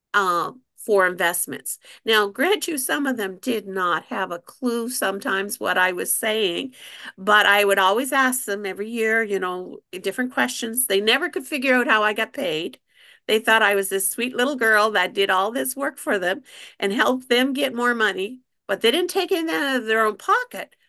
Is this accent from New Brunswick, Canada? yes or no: yes; New Brunswick, Canada; I'm a Canadian